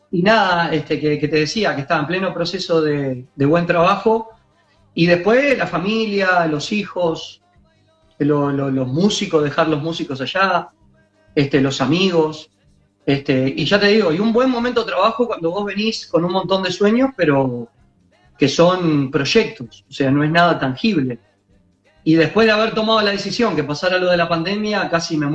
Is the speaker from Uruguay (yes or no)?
yes; Uruguay; ¿por qué yo como uruguayo no también hacerlo?